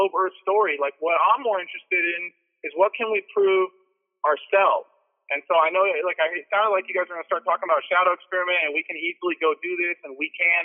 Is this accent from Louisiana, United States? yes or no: no; Orange County, California, United States; I'm from Orange County, California